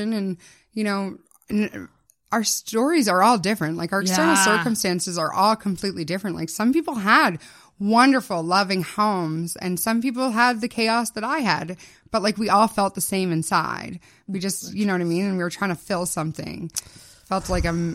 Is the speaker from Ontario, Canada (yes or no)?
yes; Ottawa, Ontario, Canada; In Barrhaven. Yeah, it's in a small suburb of Ottawa.